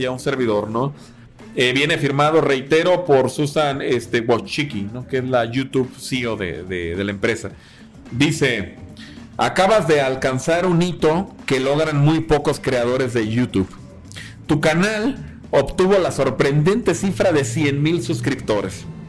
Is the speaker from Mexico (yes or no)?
yes; Mexico